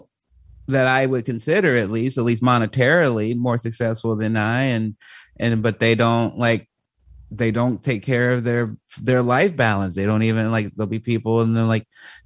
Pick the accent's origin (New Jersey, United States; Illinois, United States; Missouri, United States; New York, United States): Illinois, United States; Chicago; a young, you know, black man growing up in Chicago